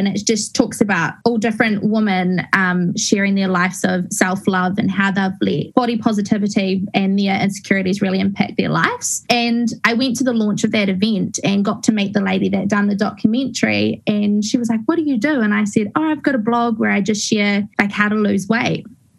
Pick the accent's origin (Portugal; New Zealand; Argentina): New Zealand; Christchurch, Canterbury; Okay, well, I grew up in Christchurch. I'm a Christchurch girl in a small little town called Brooklands, which is kind of out in the country.